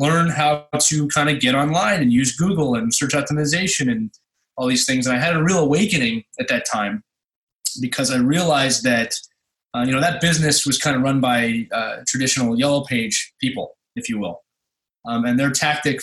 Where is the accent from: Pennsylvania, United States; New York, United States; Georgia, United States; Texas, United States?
Pennsylvania, United States; Philadelphia; born or raised there; moved away